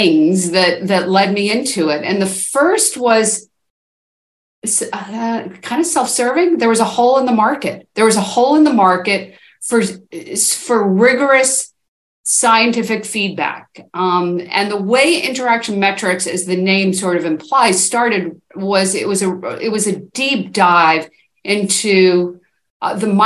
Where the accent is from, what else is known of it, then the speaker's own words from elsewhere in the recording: East Coast, United States; also born or lived in Seattle; now in Portland, United States; I'm from the East Coast originally, but I've been in Seattle and Portland now for a very long time.